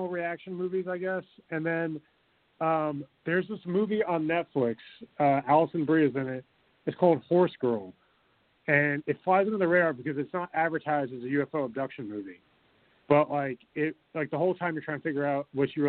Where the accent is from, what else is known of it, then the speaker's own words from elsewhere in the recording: United States; we're American